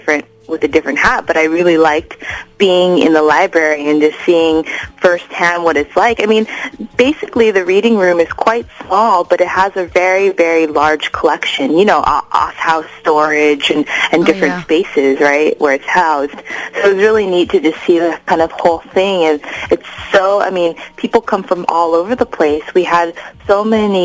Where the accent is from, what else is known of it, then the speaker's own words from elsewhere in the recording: Los Angeles, California, United States; also born or lived in Atlanta, Georgia; I'm Japanese American and I grew up